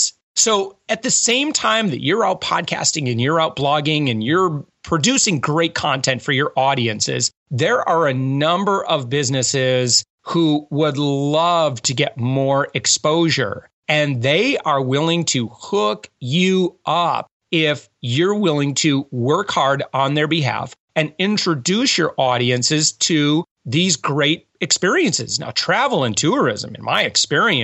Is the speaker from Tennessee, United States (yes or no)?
no; West Michigan, United States; moved away; also born or lived in Hawaii; I'm from West Michigan.